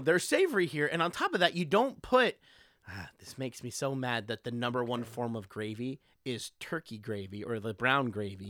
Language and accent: English; Texas, United States; moved away as an adult; I grew up in Texas